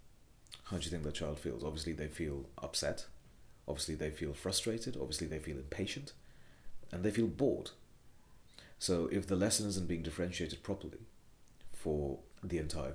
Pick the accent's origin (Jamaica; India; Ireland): India; Kolkata, West Bengal; moved away as an adult; also born or lived in United Kingdom; now in London, United Kingdom; growing up in Kolkata, of doing my education in Kolkata